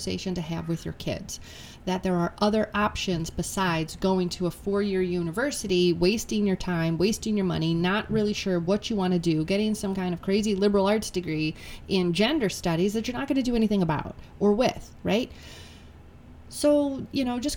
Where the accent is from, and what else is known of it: United States